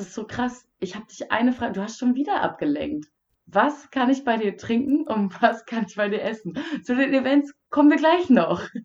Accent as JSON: {"language": "German", "town": "Wildeshausen", "region": "Lower Saxony", "country": "Germany", "tie": "born or raised there", "said": "Wildeshausen, meiner Heimat"}